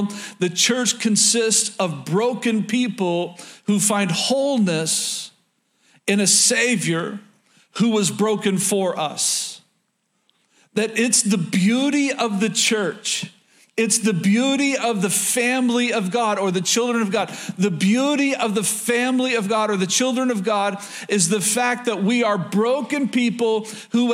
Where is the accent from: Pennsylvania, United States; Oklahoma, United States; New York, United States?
Oklahoma, United States; moved away as an adult; born and raised in Oklahoma